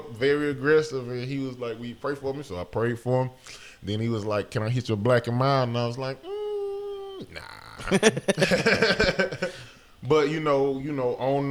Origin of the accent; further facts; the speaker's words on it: the South, United States; I hate when I tell people I'm from the South and they be like, oh man, I don't know how you grew up over there.